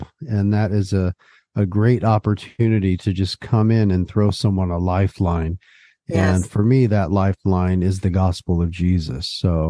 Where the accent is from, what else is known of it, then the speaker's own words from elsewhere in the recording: West Covina, California, United States; also born or lived in San Gabriel; I was born in San Gabriel, California, which is in Southern California, and I was pretty much raised the majority of my childhood in a suburb just outside of Los Angeles called West Covina.